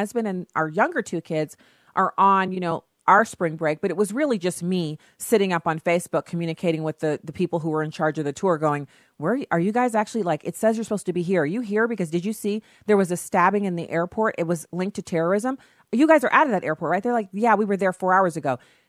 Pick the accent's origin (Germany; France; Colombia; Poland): Germany; the way it was when I was growing up in Germany.